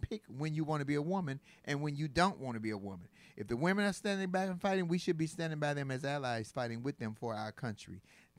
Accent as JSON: {"language": "English", "country": "United States", "said": "yes, I'm black, but I am an American."}